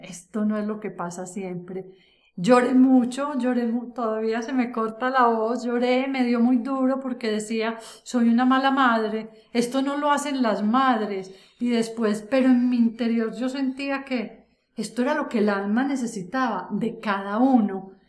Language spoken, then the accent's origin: Spanish; Antioquia, Colombia; una mujer adulta como soy yo, antioqueña, eh, de familia tradicional, donde en esta tierra paisa